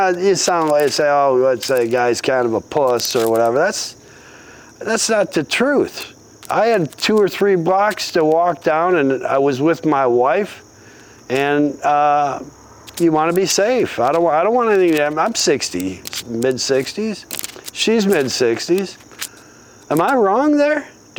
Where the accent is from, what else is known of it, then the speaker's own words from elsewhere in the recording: Redford Township, Michigan, United States; also born or lived in Medina, Ohio / Southfield, Michigan; I grew up in Redford Township. I didn't want to go back to Redford Township. I lived in Southfield at Nine Mile Burg.